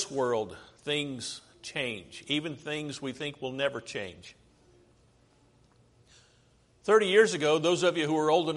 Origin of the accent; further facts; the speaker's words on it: United States; I'm an American